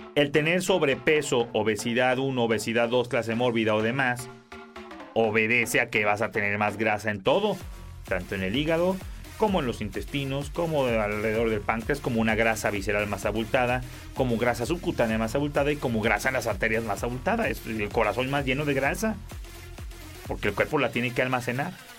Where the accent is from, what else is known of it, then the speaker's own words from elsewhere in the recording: Mexico; en México, que es de donde yo soy